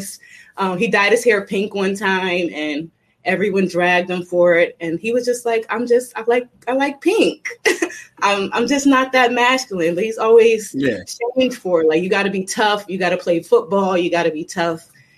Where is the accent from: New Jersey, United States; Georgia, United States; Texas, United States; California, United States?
New Jersey, United States; I'm just a tough girl. I'm from Jersey